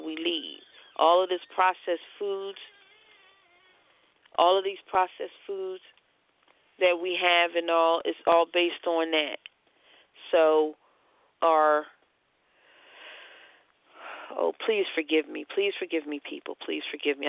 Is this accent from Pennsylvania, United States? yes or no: yes; Philadelphia, Pennsylvania, United States; I'm from Philly